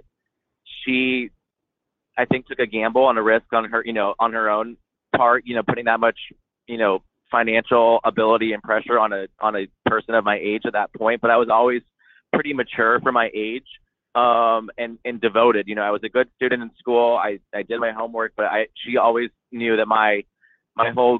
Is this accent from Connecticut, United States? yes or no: no; Coto de Caza, California, United States; my facility in Coto de Caz. That's my hometown, where I was born and raised and where I started riding.